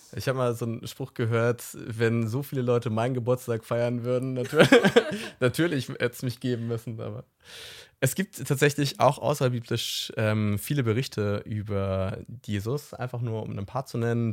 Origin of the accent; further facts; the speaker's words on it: Hamburg, Germany; ich komme ja aus Hamburg